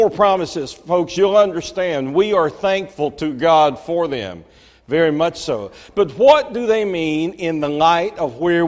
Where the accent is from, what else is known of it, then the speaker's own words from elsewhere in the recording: Marietta, Georgia, United States; I grew up in Cobb County